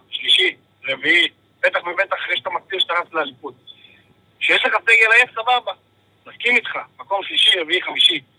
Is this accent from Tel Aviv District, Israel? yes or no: no; Beersheba, Southern District, Israel; now in Krayot, Israel; אני צפוני במקור, ואני באר שבעי במקור, אבל